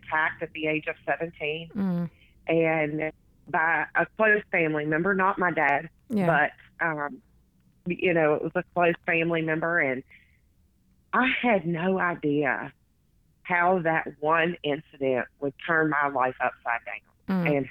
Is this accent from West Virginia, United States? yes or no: yes; West Virginia, United States; I was born and raised in West Virginia